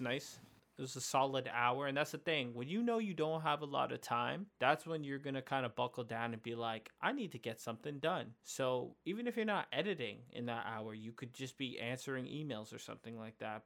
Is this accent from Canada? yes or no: yes; Canada; we're from Canada